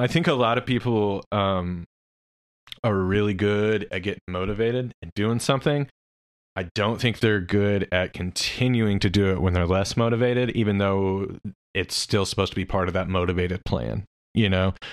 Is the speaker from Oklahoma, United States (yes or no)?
yes; Oklahoma City, Oklahoma, United States; also born or lived in Norman, Oklahoma; I was from Oklahoma City